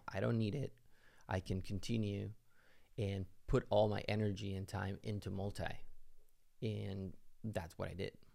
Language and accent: English; Mexico; moved away as an adult; now in United States; I'm originally from Mexico, came into the U S